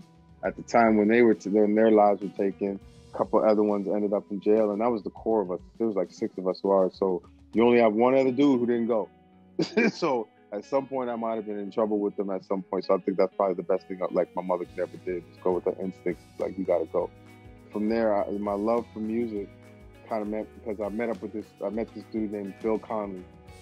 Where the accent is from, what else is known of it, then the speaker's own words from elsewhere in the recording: Toronto, Ontario, Canada; also born or lived in Brooklyn, United States / Edmonton, Canada; Well, I was born in Toronto, Canada. I grew up in Flemington Park as a kid. And then we moved to New York, Brooklyn, New York.